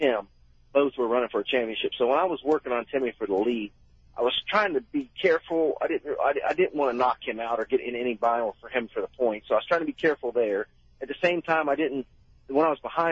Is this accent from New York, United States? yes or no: no; Hialeah, Florida, United States; I grew up in Hialeah